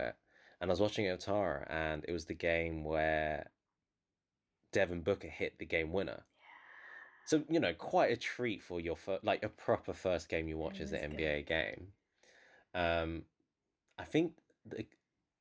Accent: London, United Kingdom; I'm someone who's, you know, born in North London

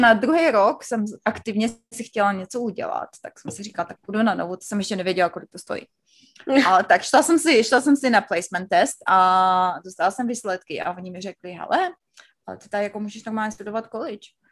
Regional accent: Znojmo, South Moravian Region, Czechia; moved away as an adult; also born or lived in Brno; now in United States; já jsem ze Znojma, ze Znojma, ze Znojmička

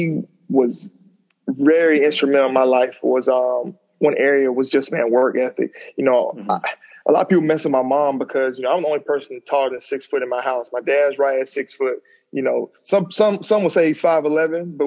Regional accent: Madison, Alabama, United States; also born or lived in Huntsville, Alabama; So growing up in Alabama, you know, small town, Madison. Usually I just tell people I'm from Huntsville

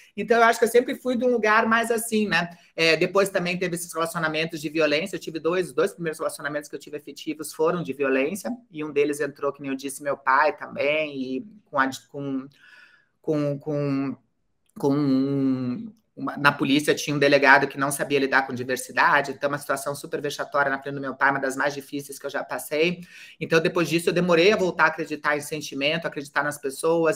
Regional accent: Curitiba, Paraná, Brazil; born or raised there

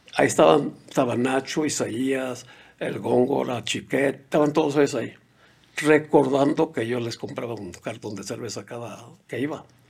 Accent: Mexico; moved away as an adult; also born or lived in United States; soy de México, no hablo inglés

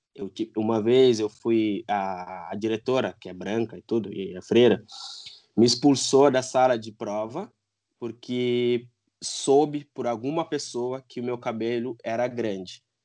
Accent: Guinea-Bissau; moved away as an adult; now in Brazil; eu sou de Guiné-Bissau, eu nasci lá, né? Os meus pais são de lá. É, eu vim para o Brasil em 2008. Eu vim para fazer faculdade

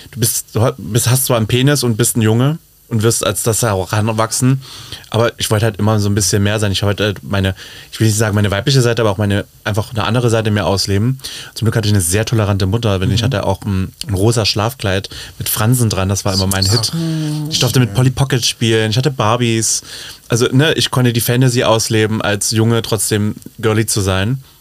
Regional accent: Leipzig, Saxony, Germany; Leipzig in meiner Heimat, die mich unter die Fittiche genommen hat, aber mit der Prämisse, ich schmink dich einmal, dann muss es von alleine können.

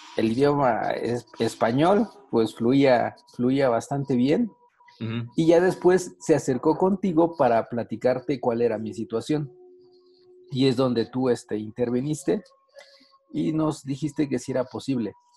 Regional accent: Mexico; acá en México nosotros pagamos impuestos

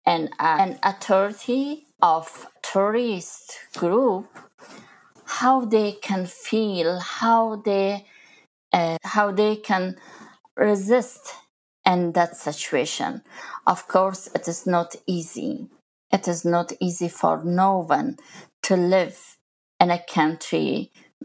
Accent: Kabul, Afghanistan; moved away as an adult; also born or lived in Pakistan; I was born in Kabul, capital of Afghanistan, and grew there, studied

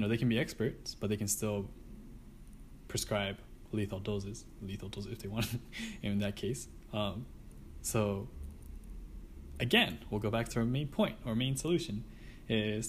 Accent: Japan; I'm from Japan.

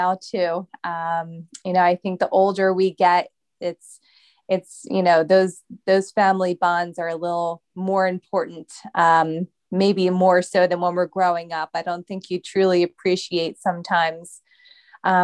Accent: just outside of Philadelphia, Pennsylvania, United States; I've always been in Pennsylvania. Grew up here, went to school here for college and everything

